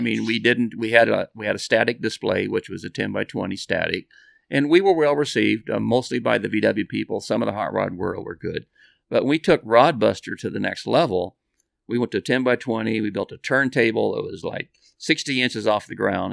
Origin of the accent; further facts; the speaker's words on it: Bakersfield, California, United States; we're from Bakersfield